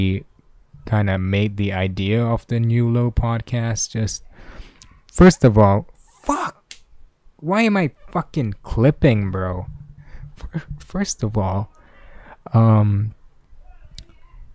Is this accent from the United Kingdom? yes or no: no; Malaysia; I am a Malaysian